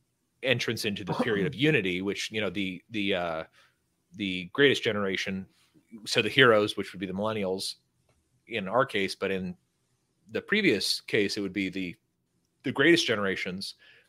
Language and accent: English; California, United States; now in Texas, United States; I live in Texas. I'm not a Californian anymore